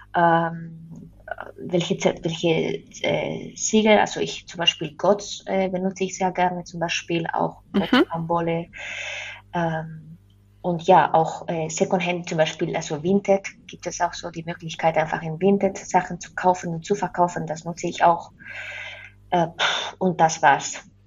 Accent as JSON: {"language": "German", "country": "Spain", "second_language": "German", "moved": "yes", "said": "ich komme ja aus Spanien"}